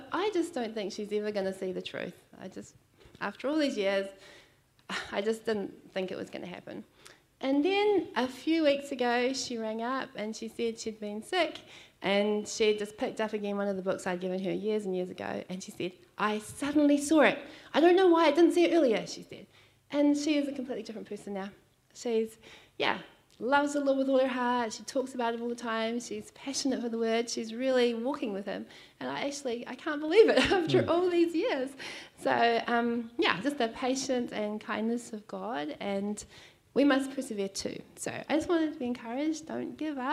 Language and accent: English; Nelson, New Zealand; moved away; also born or lived in Christchurch, New Zealand; I came from Nelson